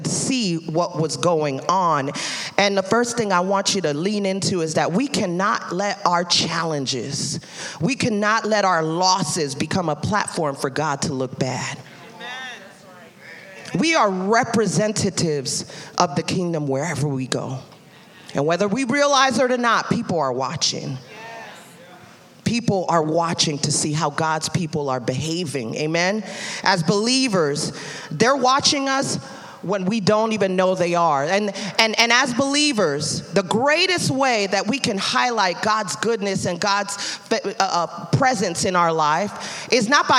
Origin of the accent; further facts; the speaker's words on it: New York City, New York, United States; I'm from Brooklyn. We speak with our hands